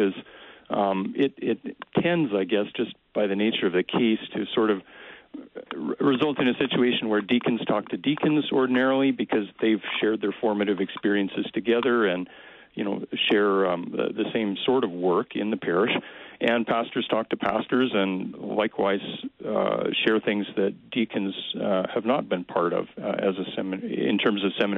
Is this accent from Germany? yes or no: no; Canada; us as Canadian Lutherans